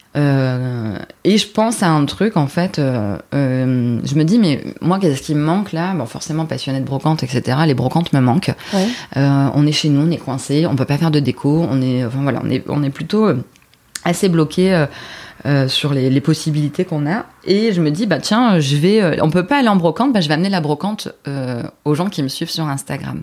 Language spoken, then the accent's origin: French; Dunkirk, Hauts-de-France, France; moved away as an adult; also born or lived in Lille; Je suis originaire de Dunkerque à la base